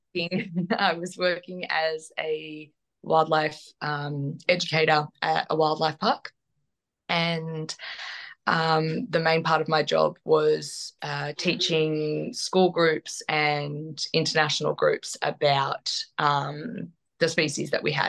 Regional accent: Australia; as you can probably hear from my accent, I'm not English. I'm Australian.

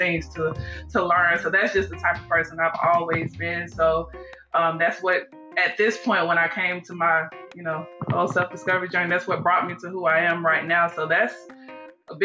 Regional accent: Georgia, United States; I am originally from Georgia, you know, where we met, of course. I went to high school, elementary, in Georgia as well

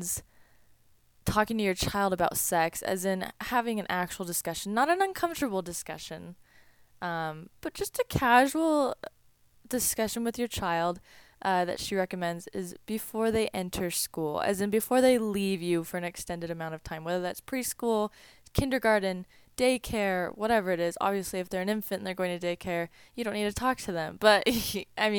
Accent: Boise, Idaho, United States; I am from Boise, Idaho

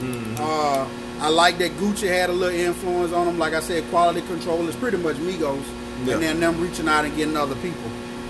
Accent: the South, United States; because I'm from the South.

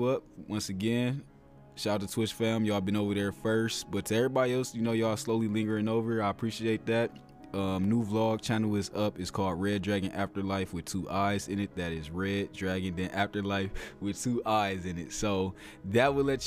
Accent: Ohio, United States; an Ohio boy

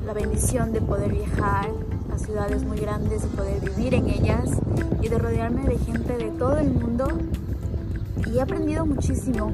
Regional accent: Ecuador; moved away as an adult; also born or lived in United States; now in Dubai, United Arab Emirates; en Ecuador, que es de donde yo soy

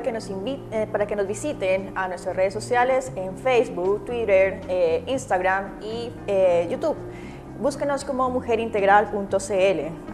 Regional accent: Colombia; now in Chile; Yo provengo de Colombia

